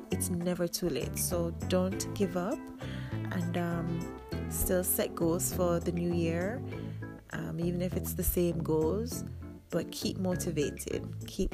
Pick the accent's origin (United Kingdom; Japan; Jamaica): Jamaica; I'm Jamaican